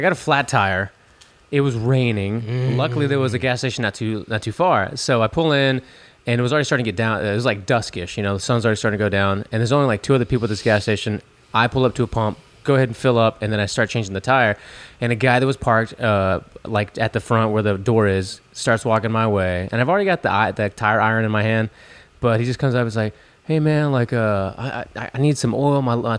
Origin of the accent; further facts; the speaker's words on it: Chicago, Illinois, United States; I'm from Chicago. You know, I know how it goes down that I'm in H-Town.